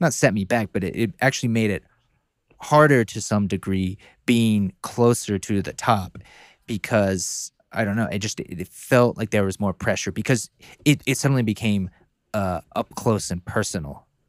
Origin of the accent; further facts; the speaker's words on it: North Carolina, United States; growing up in North Carolina